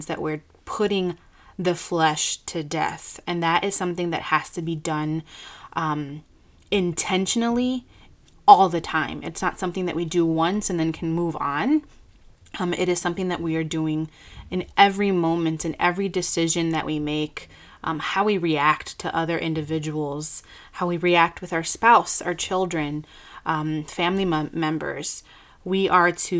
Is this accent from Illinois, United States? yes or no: yes; Chicago, Illinois, United States; I graduated from Moody Bible Institute here in my hometown in Chicago